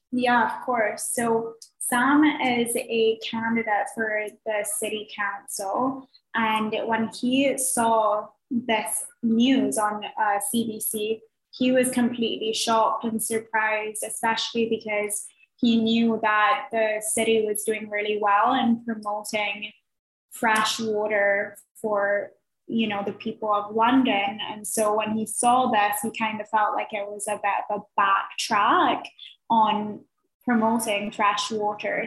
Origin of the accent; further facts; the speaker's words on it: Barbados; moved away; I'm from Barbados.